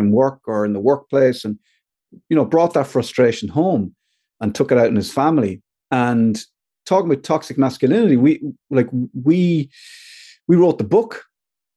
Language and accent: English; Ireland; we as Irish men